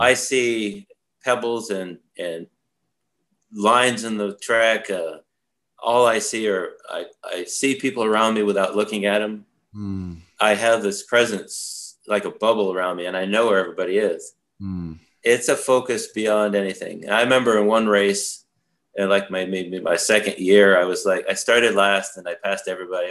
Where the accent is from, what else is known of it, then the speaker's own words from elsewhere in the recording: Vermont, United States; also born or lived in Saratoga Springs, New York; growing up in Vermont was a beautiful place to do that.